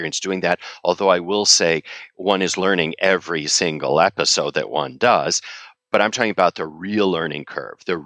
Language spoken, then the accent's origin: English; Chicago, Illinois, United States; also born or lived in China; now in New York, United States; I'm a third generation Chicagoan. And when people ask me where I'm from, I say, I'm from Chicago, but I live in New York